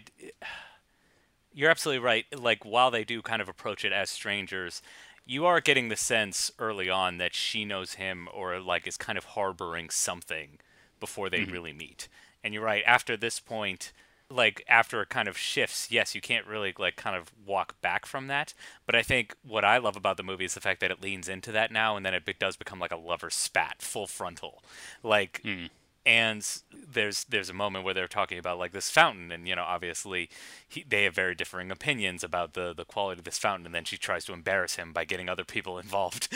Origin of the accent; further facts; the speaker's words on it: United States; I'm boorish American.